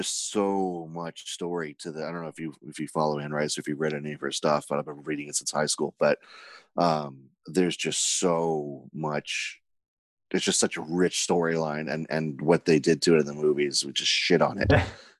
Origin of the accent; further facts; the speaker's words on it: Ireland; I'm Irish, but I'm also Jewish, so I don't like to waste money.